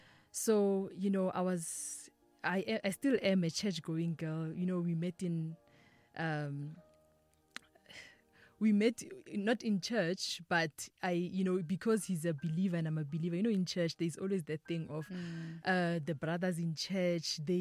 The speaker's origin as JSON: {"language": "English", "region": "Limpopo", "country": "South Africa", "tie": "born or raised there", "said": "I am from Limpopo, Denelten, Kontoani. I was born and raised there."}